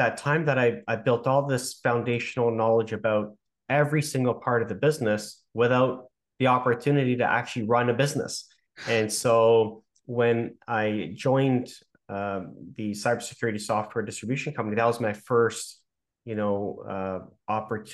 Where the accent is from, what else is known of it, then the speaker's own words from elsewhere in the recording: Toronto, Ontario, Canada; I'm from Toronto, born and raised